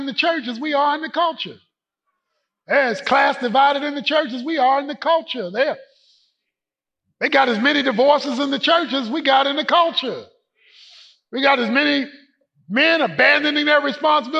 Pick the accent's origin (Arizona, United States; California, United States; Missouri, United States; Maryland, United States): Maryland, United States; Baltimore; moved away; go home to Baltimore, to the old neighborhood. The place where I grew up on Poplar Grove Street